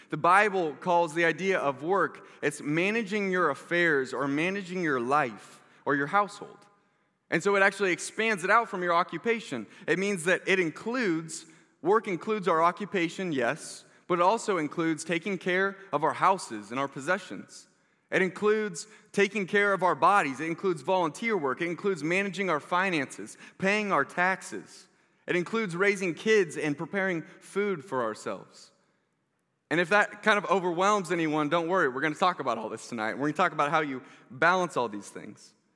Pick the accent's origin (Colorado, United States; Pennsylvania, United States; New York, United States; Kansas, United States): Kansas, United States; South Johnson County; I grew up in South Johnson County